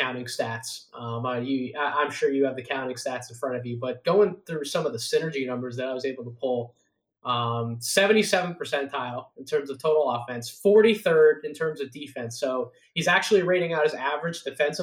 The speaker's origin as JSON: {"language": "English", "town": "Philadelphia", "region": "Pennsylvania", "country": "United States", "tie": "born or raised there", "said": "my hometown, Philadelphia"}